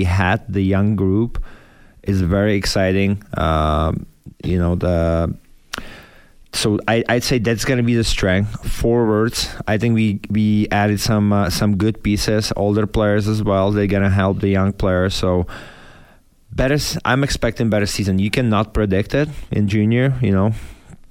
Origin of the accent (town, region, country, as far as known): Czechia; born or raised there; moved away as an adult